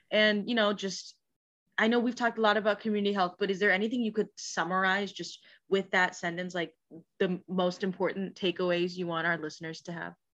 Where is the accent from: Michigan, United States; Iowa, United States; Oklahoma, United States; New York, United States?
Iowa, United States; Des Moines; now in Iowa City, United States; I, I'm from Des Moines, uh, but I live in Iowa City